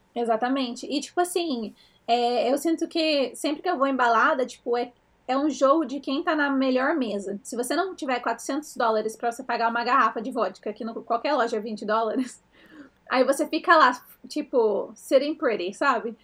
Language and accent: Portuguese; Brazil; moved away as an adult; now in United States; a gente cresceu no Brasil